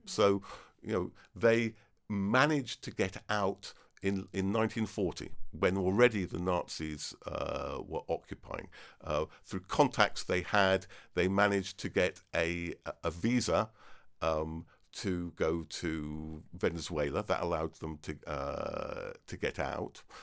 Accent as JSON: {"language": "English", "area": "Devon", "region": "South West England", "country": "United Kingdom", "tie": "born or raised there", "also_born_or_lived": "Cambridge", "said": "I was born in Devon"}